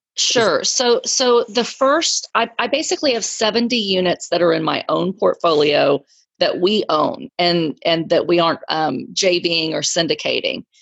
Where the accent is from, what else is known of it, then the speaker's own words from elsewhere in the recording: Texas, United States; I'm from Texas.